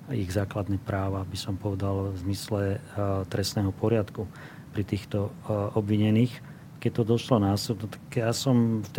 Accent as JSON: {"language": "Slovak", "country": "Slovakia", "said": "my sme Slováci"}